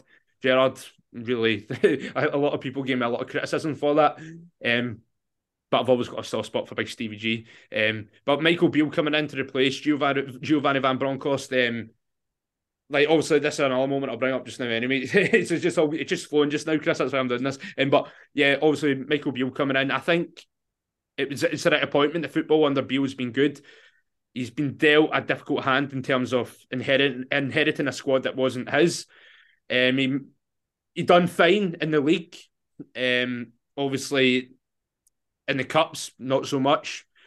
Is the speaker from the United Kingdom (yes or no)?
yes; Clydebank, Scotland, United Kingdom; I'm from Clybank.